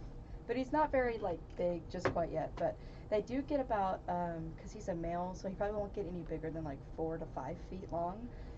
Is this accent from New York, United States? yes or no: no; Brownwood, Texas, United States; now in Stephenville, United States; the university in my hometown, which is Howard Payne